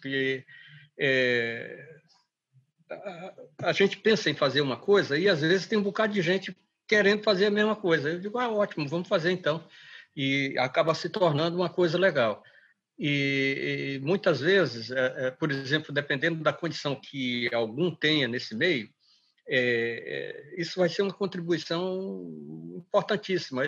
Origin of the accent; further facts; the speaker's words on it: Manaus, Amazonas, Brazil; also born or lived in Seringal Bom Destino; now in Acre, Brazil; já tínhamos saído de do Seringal Bom Destino onde eu nasci e estávamos em Manaus